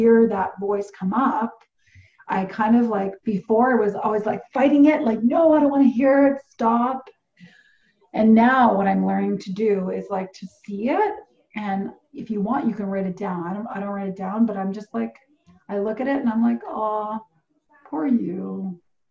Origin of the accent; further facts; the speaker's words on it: Portugal; moved away; I grew up in Portugal